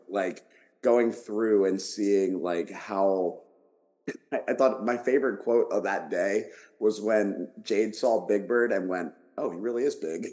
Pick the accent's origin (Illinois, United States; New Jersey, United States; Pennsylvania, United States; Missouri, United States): Pennsylvania, United States; Philadelphia; moved away; I'm from Philadelphia originally